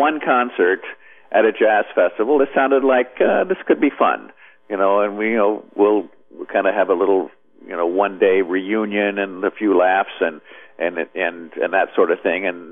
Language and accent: English; Midwest, United States; moved away; also born or lived in Nashville; I grew up in the Midwest